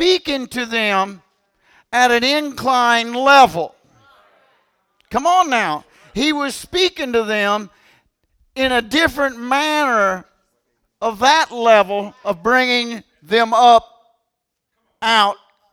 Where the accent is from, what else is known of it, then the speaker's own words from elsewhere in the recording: Kentucky, United States; I'm from Kentucky